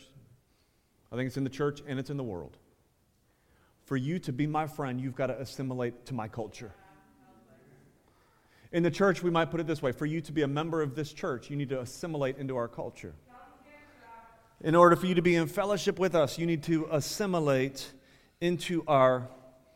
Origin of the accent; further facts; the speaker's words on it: Ohio, United States; I think I'm from Ohio.